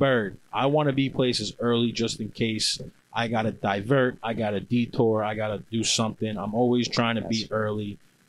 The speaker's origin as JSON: {"language": "English", "region": "New York", "country": "United States", "said": "we're from New York"}